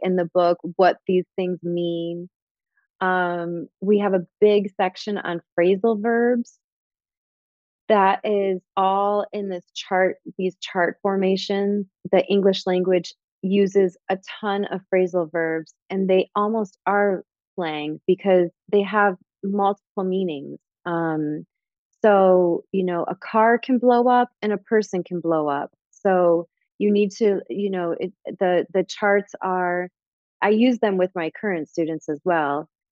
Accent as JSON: {"language": "English", "region": "Michigan", "country": "United States", "also_born_or_lived": "Chicago", "moved": "yes", "lives_now": "Miami, United States", "said": "I am originally from Michigan."}